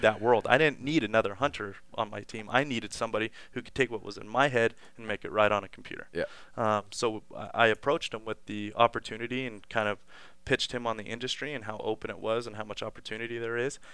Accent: Las Vegas, Nevada, United States; growing up in Las Vegas my whole life

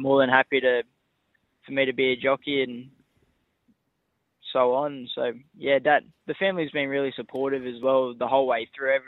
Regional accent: Grafton, New South Wales, Australia; now in Sydney, Australia; I grew up in Grafton. Family has a farm out at Coppenhurst, 20 Ks out of Grafton

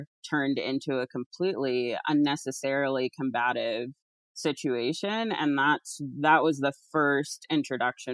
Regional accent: Alaska, United States; moved away; also born or lived in East Coast, United States / California; I grew up in Alaska, but lived for a long time on the East Coast

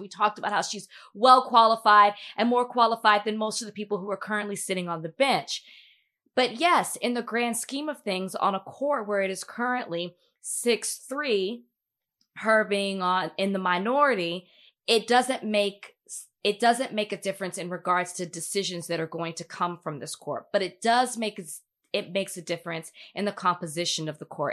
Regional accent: Dallas, Texas, United States; moved away; I'm a black woman. I'm from Dallas

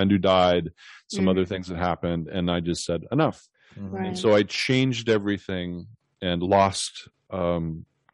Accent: the Northwest, Pacific Northwest, United States; now in California, United States; I grew up in the Northwest where, you know, you're very close to nature and rural areas.

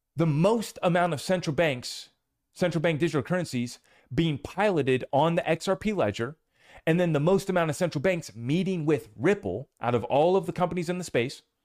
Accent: United States; as an American

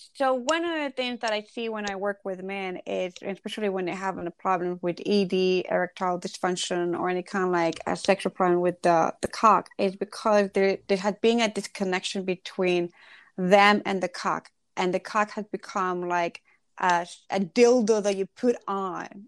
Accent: Ecuador; I grew up in Ecuador

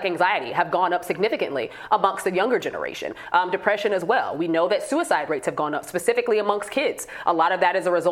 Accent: Chicago, Illinois, United States; in my hometown of Chicago

